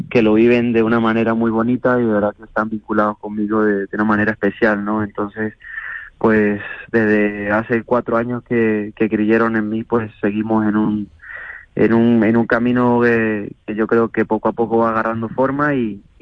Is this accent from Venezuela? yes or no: yes; Venezuela; now in Escalona, Spain; Bueno, pues desde que llegué de Venezuela hace siete años, pues se unieron las circunstancias para, para con, con amigos y familiares que estaban en, en Escalona